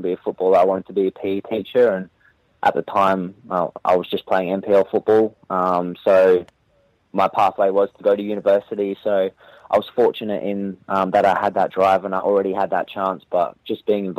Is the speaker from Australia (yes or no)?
yes; Adelaide, South Australia, Australia; come back and play in my hometown